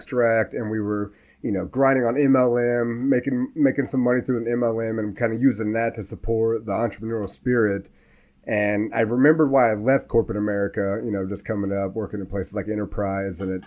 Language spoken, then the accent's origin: English; Columbus, Indiana, United States; I'm from Columbus, Indiana, 37